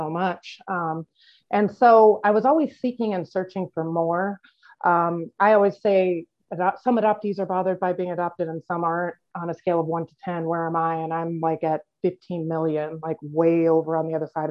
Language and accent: English; Iowa, United States; I grew up in Iowa in a closed adoption